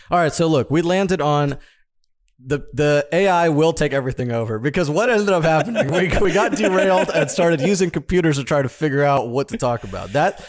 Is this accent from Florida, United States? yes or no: yes; Florida, United States; Ladies and gentlemen, growing up in Florida, I didn't drink these under five.